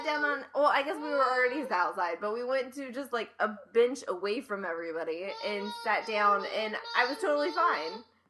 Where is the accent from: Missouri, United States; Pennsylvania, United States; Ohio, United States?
Ohio, United States; I mean, growing up in Ohio, like, you go to Cedar Point and whatever all those other ones are every year.